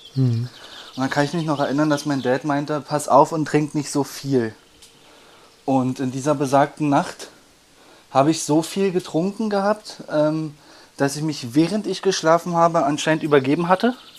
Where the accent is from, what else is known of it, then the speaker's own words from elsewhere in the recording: Berlin, Germany; ich bin aufgewachsen am Rande von Berlin, im Osten